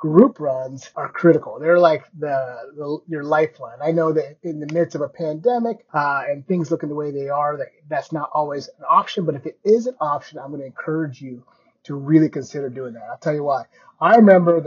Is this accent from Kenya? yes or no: yes; Kenya; I was born in Kenya